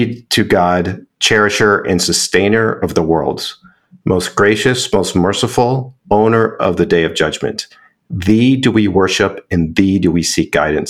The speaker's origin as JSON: {"language": "English", "town": "Chicago", "region": "Illinois", "country": "United States", "tie": "born or raised there", "said": "I was raised in Chicago, suburb of Chicago"}